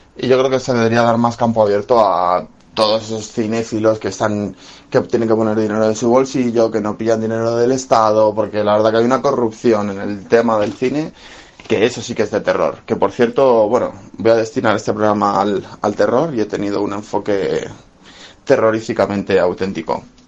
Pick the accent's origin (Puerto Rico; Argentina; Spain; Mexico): Spain; siendo cinéfilo español